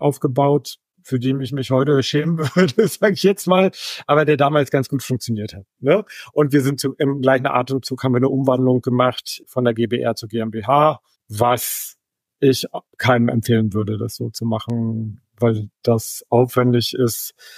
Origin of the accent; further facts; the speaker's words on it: Germany; als Deutscher